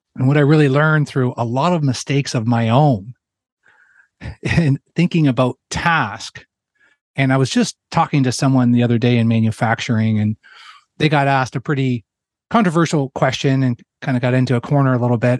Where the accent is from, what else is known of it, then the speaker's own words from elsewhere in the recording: Ontario, Canada; moved away as an adult; I'm a Canadian that grew up in, in Ontario